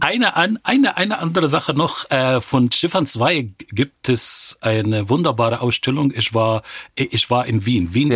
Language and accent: German; Cairo, Cairo Governorate, Egypt; German is a second language; moved away as an adult; also born or lived in Israel; now in Germany; ich bin in Kairo geboren und aufgewachsen.